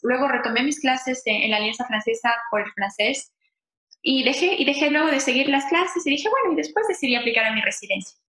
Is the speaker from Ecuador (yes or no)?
yes; Quito, Pichincha, Ecuador; moved away as an adult; also born or lived in Santo Domingo, Ecuador; now in Montreal, Canada; vengo de, Ecuador, nací en Santo Domingo, una ciudad muy pequeñita de Ecuador. Bueno, cuando tenía aproximadamente 7, 8 años me mudé a Quito, que es la capital, y bueno, viví ahí hasta que decidí emigrar aquí a Canadá